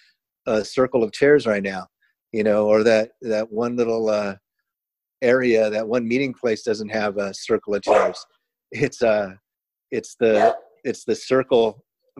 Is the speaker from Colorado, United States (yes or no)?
no; Chula Vista, California, United States; growing up in Chula Vista, California